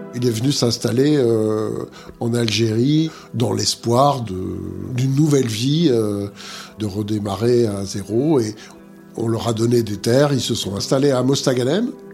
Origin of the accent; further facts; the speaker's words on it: Montbéliard, Bourgogne-Franche-Comté, France; moved away as an adult; je suis né à Montbéliard, dans le Doubs.